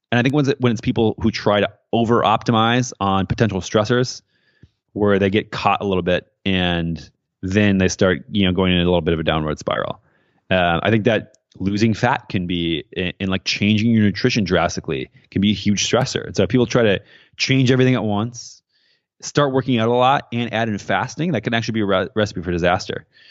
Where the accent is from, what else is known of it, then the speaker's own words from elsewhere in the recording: Midwest, United States; moved away; also born or lived in San Francisco; growing up in the Midwest in a small town, very conservative